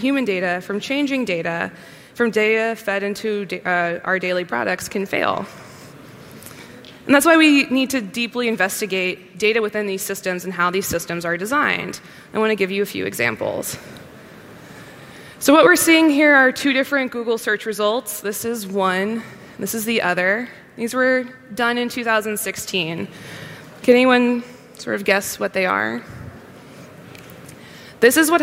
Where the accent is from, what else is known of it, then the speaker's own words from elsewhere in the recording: United States; as an American